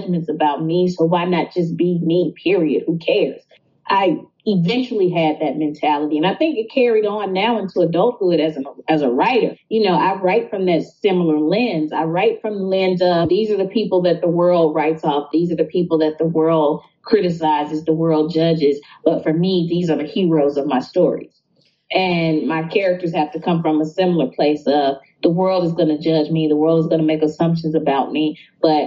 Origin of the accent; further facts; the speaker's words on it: Jackson, Mississippi, United States; Growing up in Mississippi, I didn't know things were as hard as they were in my neighborhood